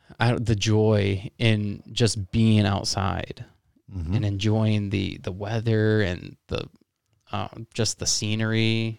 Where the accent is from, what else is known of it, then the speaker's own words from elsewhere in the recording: Midwest, United States; obviously we're from the Midwest, so, and that's like the sport to do.